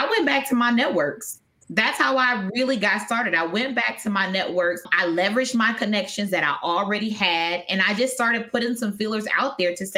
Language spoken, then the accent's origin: English; Wisconsin, United States; moved away; I'm originally from Wisconsin